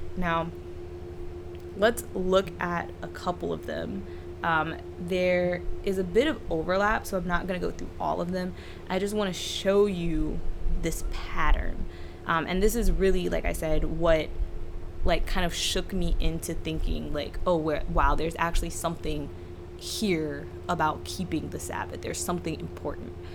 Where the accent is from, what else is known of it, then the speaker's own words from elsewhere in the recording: South Carolina, United States; I grew up in South Carolina where they have blue laws